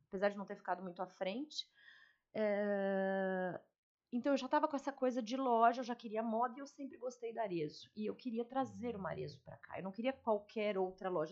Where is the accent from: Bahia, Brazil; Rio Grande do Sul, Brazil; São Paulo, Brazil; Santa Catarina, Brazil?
São Paulo, Brazil; moved away as an adult; now in Fernandópolis, Brazil; Eu sou de São Paulo, né? Eu tô aqui há 15 anos, mas eu vim de São Paulo